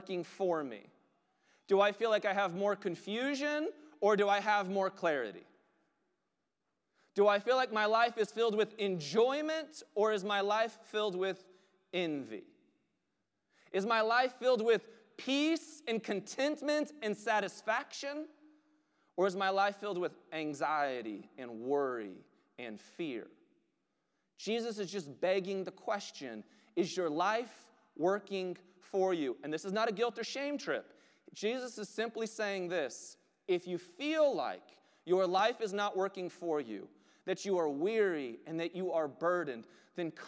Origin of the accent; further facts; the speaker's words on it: United States; we are Western American Christians